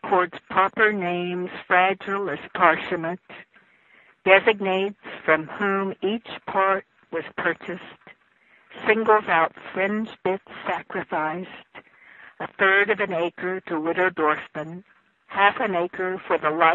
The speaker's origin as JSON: {"language": "English", "town": "Harrisville", "region": "West Virginia", "country": "United States", "tie": "born or raised there", "also_born_or_lived": "Morgantown", "said": "I grew up in Harrisville"}